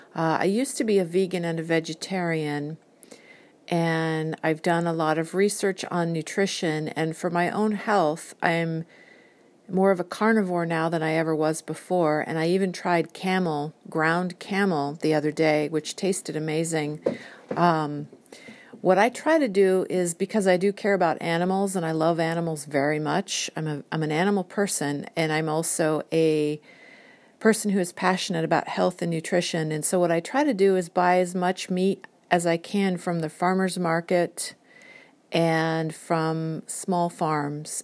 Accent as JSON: {"language": "English", "country": "United States", "said": "I'm an American"}